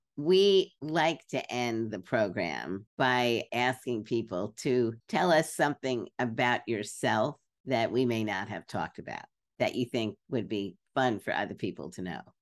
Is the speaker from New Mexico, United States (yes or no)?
no; New York City, New York, United States; I grew up in Brooklyn